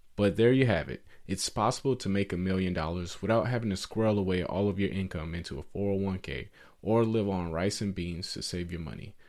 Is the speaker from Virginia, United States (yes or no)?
no; Atlanta, Georgia, United States; I grew up in Atlanta, Georgia, in a poor neighborhood.